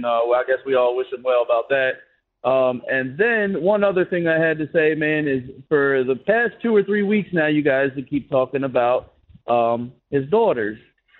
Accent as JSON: {"language": "English", "town": "Baltimore", "region": "Maryland", "country": "United States", "said": "I'm from Baltimore originally, man, and I'm a diehard Ravens fan."}